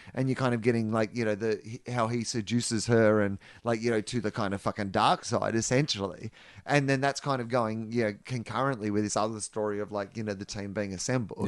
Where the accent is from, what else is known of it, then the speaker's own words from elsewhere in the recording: Australia; do things the other way around in Australia